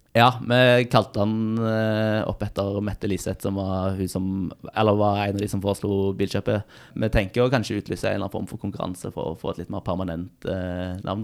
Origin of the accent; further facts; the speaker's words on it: Stavanger, Rogaland, Norway; now in Trondheim, Norway; Det er min go to rett hjemme i Stavanger